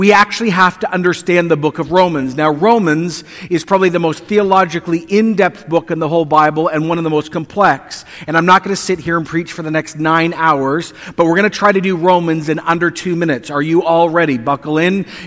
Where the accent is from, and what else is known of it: Canada